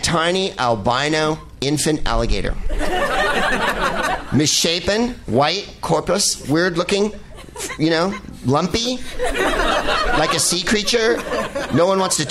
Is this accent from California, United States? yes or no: yes; San Francisco, California, United States; born or raised there